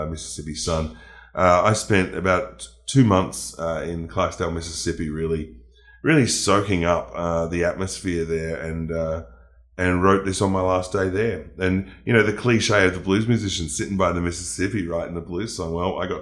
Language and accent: English; Melbourne, Victoria, Australia; in Melbourne, in my hometown